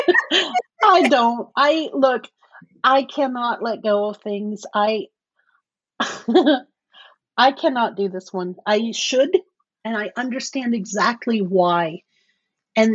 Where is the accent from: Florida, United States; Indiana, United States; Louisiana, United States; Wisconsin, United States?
Florida, United States; Cape Canaveral; I was born in Cape Canaveral, Florida.